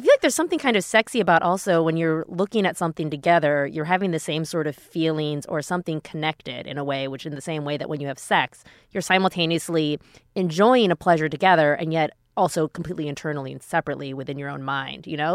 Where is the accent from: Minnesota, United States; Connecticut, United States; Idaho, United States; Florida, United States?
Minnesota, United States; Minneapolis; I grew up in Minneapolis